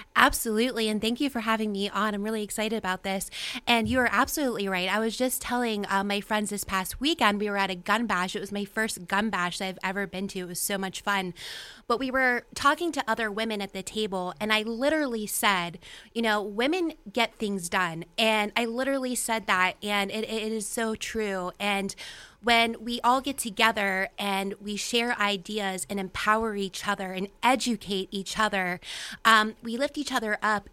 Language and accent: English; Weirton, West Virginia, United States; now in Pittsburgh, United States; I am originally from the Ohio Valley myself. I'm from Weirton, West Virginia